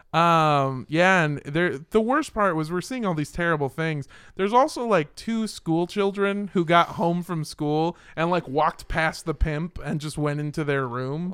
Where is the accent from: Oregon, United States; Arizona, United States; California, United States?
California, United States; Los Angeles; I grew up in Los Angeles.